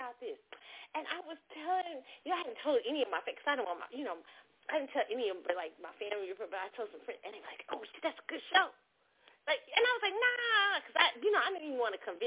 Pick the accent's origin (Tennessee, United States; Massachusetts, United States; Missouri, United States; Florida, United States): Missouri, United States; Kansas City; my hometown, Kansas City